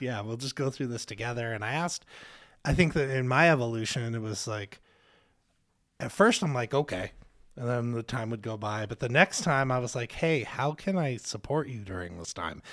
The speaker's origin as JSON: {"language": "English", "town": "Spokane", "region": "Washington", "country": "United States", "tie": "born or raised there", "said": "Spokane's my home"}